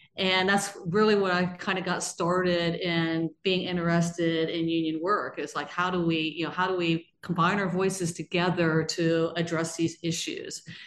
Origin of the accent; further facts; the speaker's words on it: Georgetown, Ohio, United States; I'm actually from Brown County, Ohio, a small town called Georgetown in Brown County, Ohio, which is down almost on the Ohio River